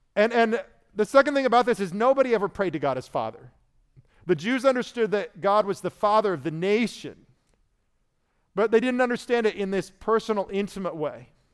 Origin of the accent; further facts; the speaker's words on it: Indiana, United States; moved away; I was from Indiana, so that was our state religion